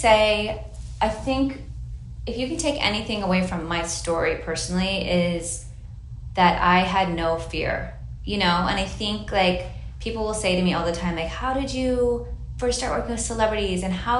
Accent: Hawaii, United States; It was really inspired by like, I grew up in Hawaii and I love floral

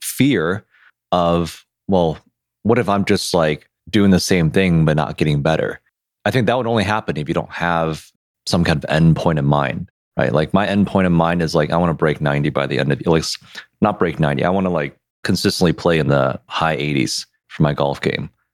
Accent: Detroit, Michigan, United States; we're from Detroit

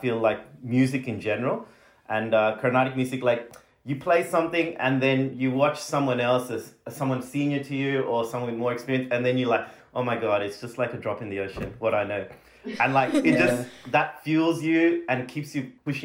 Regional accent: Australia; growing up in Australia and, you know, going to school here

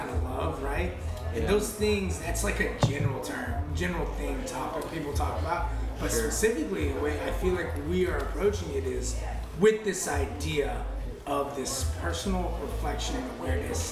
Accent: Texas, United States; moved away as an adult; Our home is in Texas

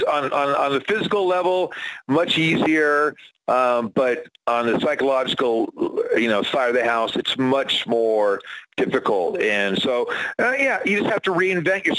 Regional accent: San Diego, California, United States; I'm from San Diego, man. I'm from a place that's pretty, you know, liberal and stuff.

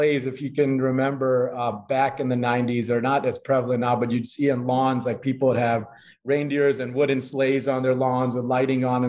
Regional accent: Chicago, Illinois, United States; first generation here, born and raised in Chicago

